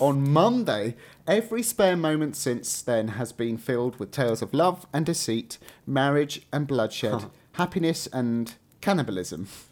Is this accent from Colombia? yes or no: no; England, United Kingdom; accent: English; I'm going to slip back into my English accent